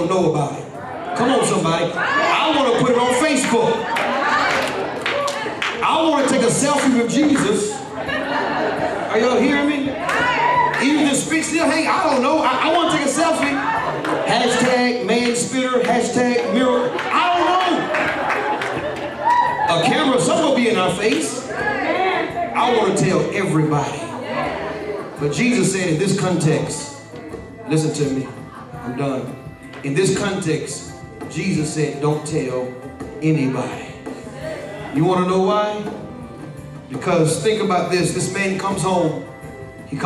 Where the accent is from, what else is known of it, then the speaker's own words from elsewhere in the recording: Atlanta, Georgia, United States; I'm from Atlanta. I'm from the hip-hop capital.